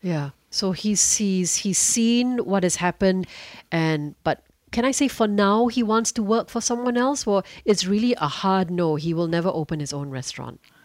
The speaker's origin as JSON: {"language": "English", "country": "Singapore", "said": "As a Singaporean"}